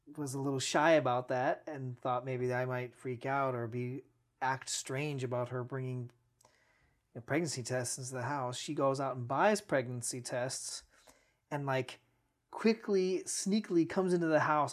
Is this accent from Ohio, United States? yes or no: yes; Cleveland, Ohio, United States; also born or lived in Lakewood, Ohio; Grew up right here in the greater Cleveland area